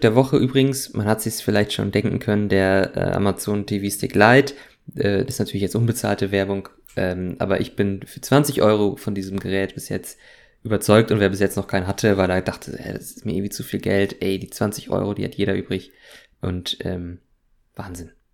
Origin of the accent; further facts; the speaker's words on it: Germany; als gebürtiger Deutscher